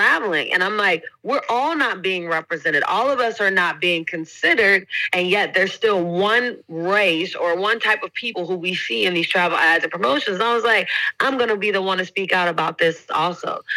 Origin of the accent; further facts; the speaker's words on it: Oakland, California, United States; moved away as an adult; also born or lived in North Carolina; now in London, United Kingdom; I grew up in Oakland, California, born and raised there. Left when I was 18 to go to school in North Carolina